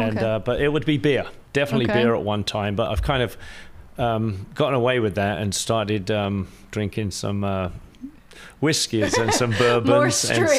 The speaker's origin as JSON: {"language": "English", "town": "Apsley", "country": "United Kingdom", "tie": "born or raised there", "moved": "as an adult", "lives_now": "Long Beach, United States", "said": "I was actually born in a house. I was in a house, and it was 43 Story Street, which is in a small town called Apsley."}